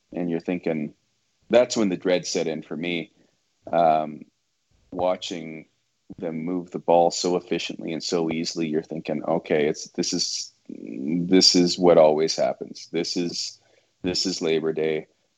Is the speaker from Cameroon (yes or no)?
no; Edmonton, Alberta, Canada; moved away; Like every year, I moved here in 2011 from Edmonton, which was the last year that the Esks won this stupid thing.